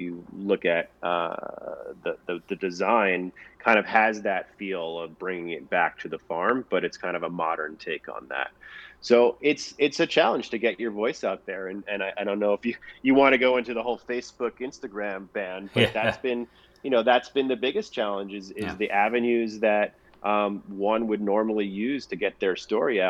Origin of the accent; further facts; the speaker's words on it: Long Island, New York, United States; also born or lived in Manhattan, New York / Eaton, New York; I grew up in Long Island.